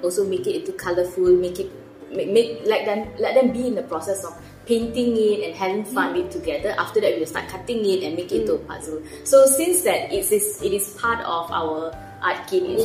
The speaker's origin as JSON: {"language": "English", "town": "Malacca City", "region": "Malacca", "country": "Malaysia", "moved": "yes", "said": "I am originally from Malacca. So every now and then I will go back and visit my family in Malacca."}